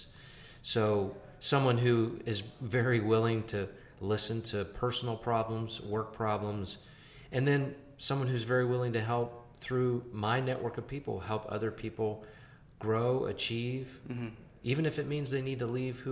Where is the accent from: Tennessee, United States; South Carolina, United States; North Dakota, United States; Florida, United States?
South Carolina, United States; Greenville; I'm from Greenville